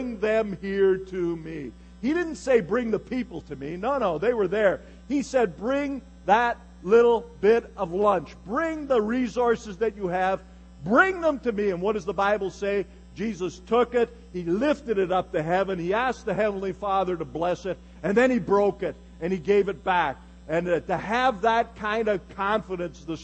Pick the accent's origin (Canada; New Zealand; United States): Canada; Galt, Ontario; As a little boy, I was born in 1950 in Galt, Ontario, Canada